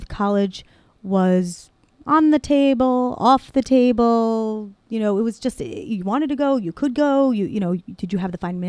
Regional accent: Cliffside Park, New Jersey, United States; I grew up in Cliffside Park, New Jersey.

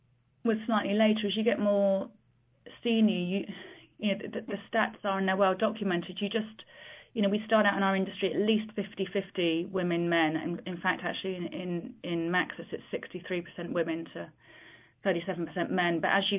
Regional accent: London, United Kingdom; when I was growing up in London, it was an organisation I was aware of and always aspired to join.

